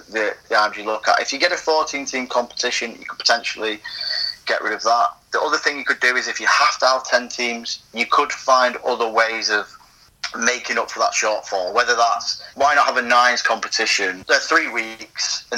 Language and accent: English; Wigan, North West England, United Kingdom; I'm from Wigan and I was watching Wigan as a kid